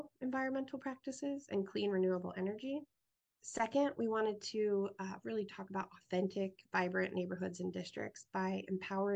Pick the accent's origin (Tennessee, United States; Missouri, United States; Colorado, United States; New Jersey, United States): Colorado, United States; Greeley; moved away as an adult; also born or lived in Ripon, Wisconsin / Washington, District of Columbia, United States / Mongolia / Syracuse; now in Iowa City, United States; I'm originally from Greeley, Colorado, and I was raised in a town probably the size of Iowa City, Coralville combined